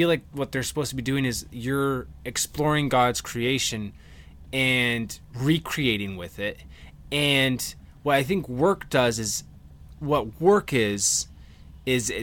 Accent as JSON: {"language": "English", "country": "United States", "said": "We're American"}